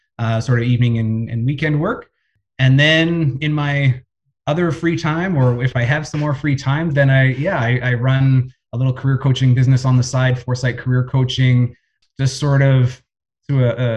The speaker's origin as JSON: {"language": "English", "town": "Winnipeg", "region": "Manitoba", "country": "Canada", "tie": "born or raised there", "said": "Winnipeg boy, born and raised, spent all of my school years here"}